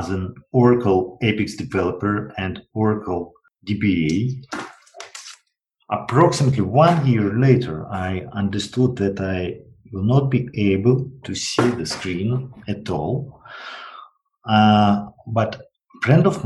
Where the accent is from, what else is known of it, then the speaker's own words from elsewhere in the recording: Russia; I was from Russian province